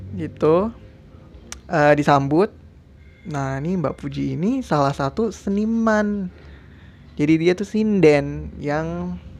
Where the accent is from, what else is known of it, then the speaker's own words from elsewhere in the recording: Depok, West Java, Indonesia; gua juga lahirnya, lahir besar di Depok, ya kan? Yang notabene ngomong sehari-hari pakai bahasa Betawi.